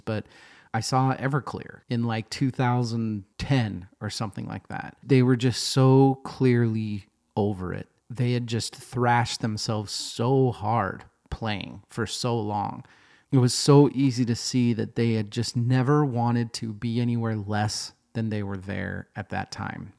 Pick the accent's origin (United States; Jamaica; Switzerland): United States; Boise, Idaho; also born or lived in Seattle, Washington; now in Portland, United States; I grew up in Boise, Idaho